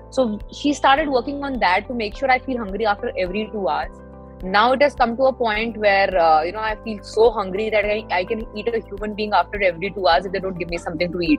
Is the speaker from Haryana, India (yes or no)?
no; Delhi, India; मैं दिल्ली से हूँ